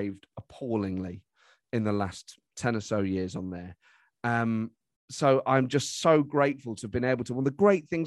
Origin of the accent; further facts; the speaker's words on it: Nottingham, East Midlands, United Kingdom; I'm from Nottingham